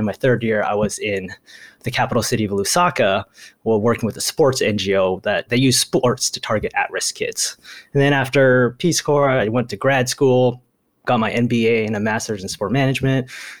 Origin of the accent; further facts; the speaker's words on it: Santa Barbara, California, United States; first language Japanese; English is a second language; moved away as an adult; also born or lived in Tokyo, Japan / Milwaukee, United States; now in Los Angeles, United States; but I really grew up for the most part in Santa Barbara. My dad teaches at UCSB, so I grew up there. I spent actually 1 year in the fifth grade in Tokyo, in Japan, at like an all-boys international school.